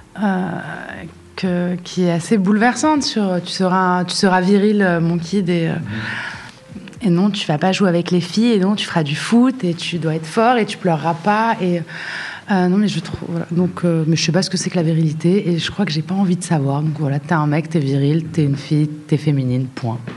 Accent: Casablanca, Casablanca-Settat, Morocco; j'ai grandi à Casa

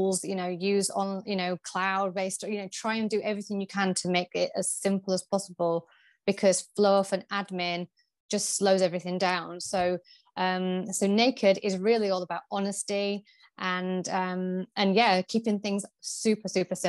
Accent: Yorkshire and the Humber, United Kingdom; So I'm originally from Yorkshire and I went to university in Leicester, the University of Leicester

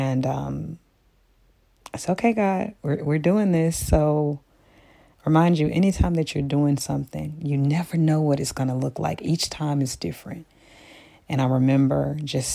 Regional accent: Memphis, Tennessee, United States; I'm from Memphis. You know, sometimes we use a little Ebonics

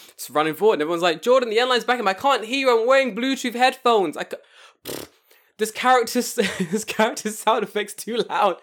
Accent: London, United Kingdom; now in Tokyo, Japan; growing up in London

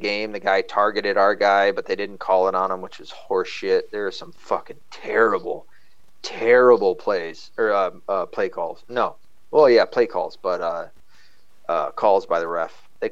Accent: the South, United States; I was from the South, which I am

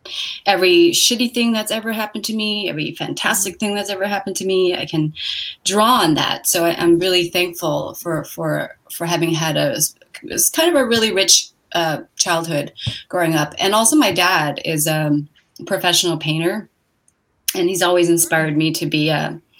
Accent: San Francisco, California, United States; also born or lived in Hong Kong / Oregon; I was born in a small village outside of Hong Kong, and I lived there for the first 7 years of my life. And then we moved to this country, and I grew up in San Francisco for the rest of that time

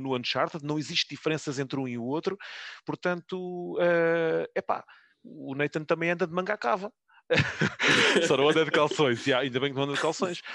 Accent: Loures, Lisbon, Portugal; cresci em, em Louros

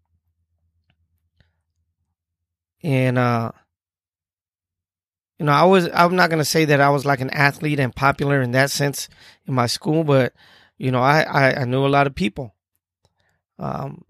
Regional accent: Tucson, Arizona, United States; I'm from Tucson, Arizona.

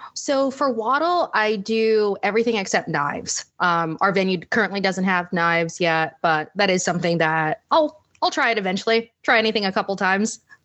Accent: Northern Virginia, United States; moved away as an adult; also born or lived in Washington, D.C. / Manchester, England; I was actually born in D C and grew up in Northern Virginia

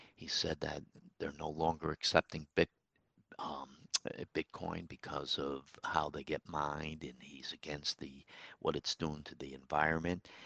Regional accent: Troy, New York, United States; my hometown, Troy, New York

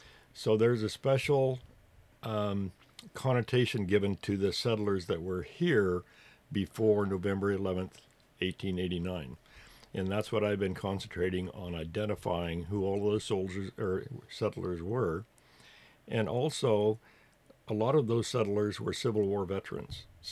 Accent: Underwood, Washington, United States; born or raised there; also born or lived in Hood River, Oregon / White Salmon, Washington

